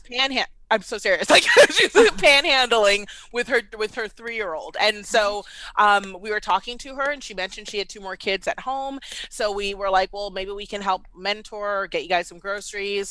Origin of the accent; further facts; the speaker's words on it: Washington, District of Columbia, United States; moved away as an adult; also born or lived in Baltimore; now in Atlanta, United States; I was born and raised in D C